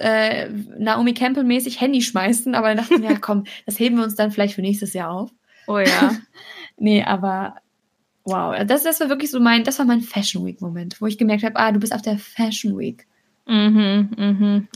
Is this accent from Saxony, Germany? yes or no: no; Cologne, North Rhine-Westphalia, Germany; wir kommen ja beide aus Köln